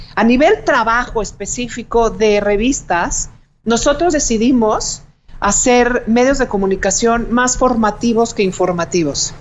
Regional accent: Mexico; como mexicanos

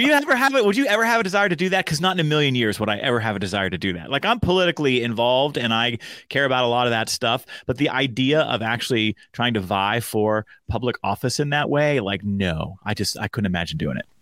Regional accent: Pittsburgh, Pennsylvania, United States; also born or lived in Frankfurt, Germany; I grew up outside of Pittsburgh in all of those kind of middle school and high school formative years

